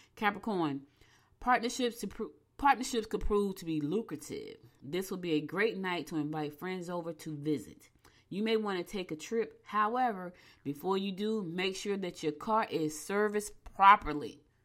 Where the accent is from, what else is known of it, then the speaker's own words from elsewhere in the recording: United States; I'm an American citizen. I was born here, black as I want to be, but I was born here